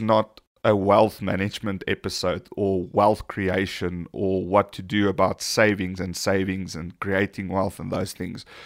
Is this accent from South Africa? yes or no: yes; South Africa; we are South African